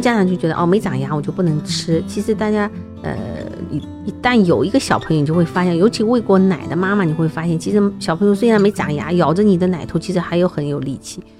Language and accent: Chinese; China; 因为我们中国人吃的东西实在太多